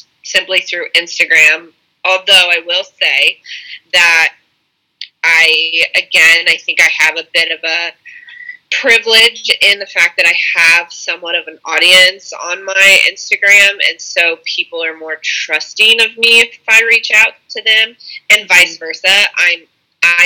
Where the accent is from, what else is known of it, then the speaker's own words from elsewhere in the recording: Indianapolis, Indiana, United States; when I came back to Indianapolis